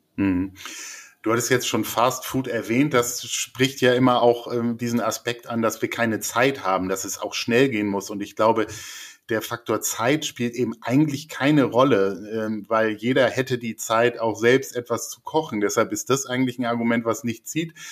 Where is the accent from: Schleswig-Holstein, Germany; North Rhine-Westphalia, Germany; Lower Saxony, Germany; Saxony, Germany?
Schleswig-Holstein, Germany; Lübeck; ich komme aus Lübeck, die erste McDonalds-Filiale aufgemacht hat